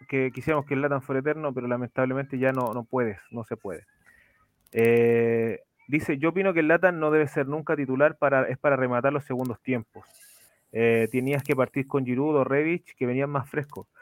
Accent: Chile; para los que somos de Chile

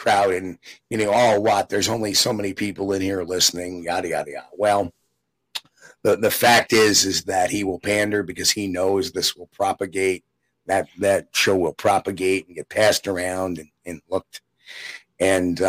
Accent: New York, United States; I'm from New York.

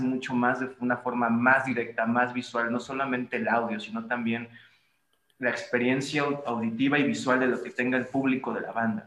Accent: Veracruz, Mexico; moved away; also born or lived in Xalapa; Poncho y yo somos de Veracruz

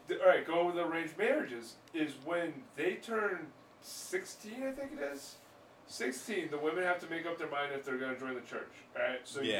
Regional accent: Ellington, Connecticut, United States; I'm from Ellington.

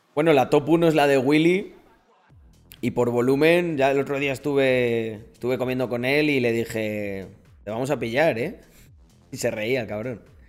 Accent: Almendralejo, Extremadura, Spain; soy español 100% de Almendralejo

